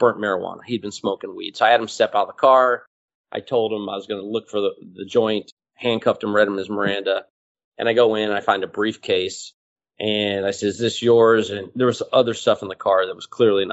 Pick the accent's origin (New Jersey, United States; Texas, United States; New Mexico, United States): Texas, United States; Houston; moved away as an adult; now in New York City, United States; Houston, which is my hometown.